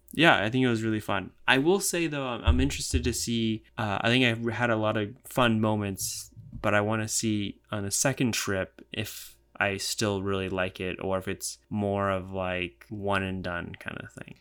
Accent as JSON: {"language": "English", "country": "United States", "said": "I'm white. I'm American."}